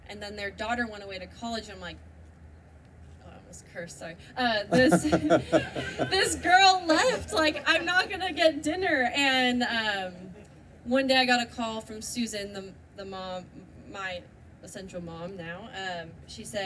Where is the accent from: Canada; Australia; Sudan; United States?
United States; Santa Cruz, California; I grew up in Santa Cruz, California